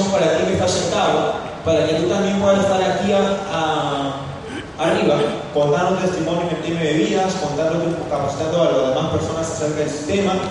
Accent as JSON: {"language": "Spanish", "town": "Trujillo", "region": "La Libertad", "country": "Peru", "tie": "born or raised there", "said": "yo soy de Trujillo, yo nací aquí."}